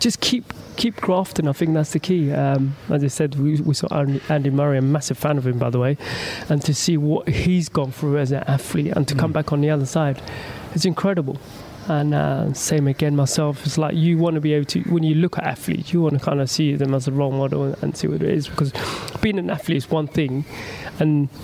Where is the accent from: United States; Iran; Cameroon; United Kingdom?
United Kingdom; London; my hometown in London